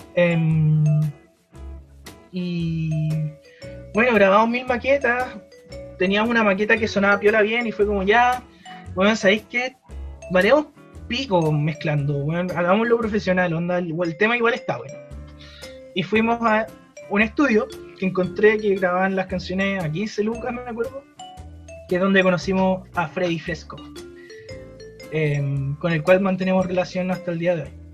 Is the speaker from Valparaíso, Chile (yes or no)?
no; Melipilla, Santiago Metropolitan Region, Chile; Todos somos de Melipilla, además.